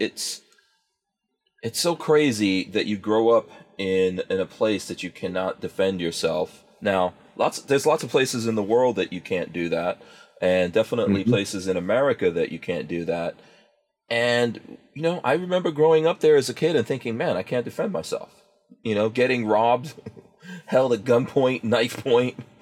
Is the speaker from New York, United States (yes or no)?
yes; New York City, New York, United States; I actually grew up in Far Rockaway, New York, which is Queens, technically